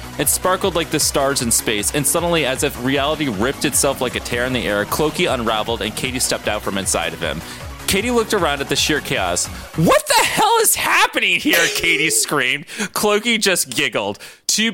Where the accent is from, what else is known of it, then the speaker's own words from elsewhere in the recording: Boston, Massachusetts, United States; accent: Boston; my Boston accent came back